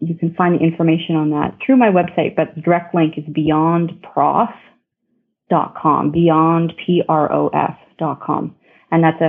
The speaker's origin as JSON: {"language": "English", "town": "Ottawa", "region": "Ontario", "country": "Canada", "tie": "born or raised there", "said": "I grew up in Ottawa, and Ottawa is right on the border of Quebec"}